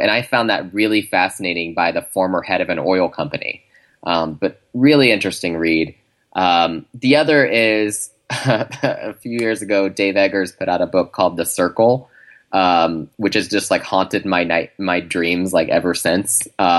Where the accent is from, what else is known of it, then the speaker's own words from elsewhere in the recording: Chicago, Illinois, United States; I mean, I'm from Chicago. So … obviously is near and dear to my heart.